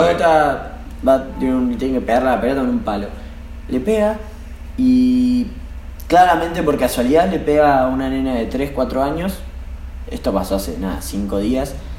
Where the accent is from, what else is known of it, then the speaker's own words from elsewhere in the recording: Buenos Aires, Argentina; Nosotros somos de Almagro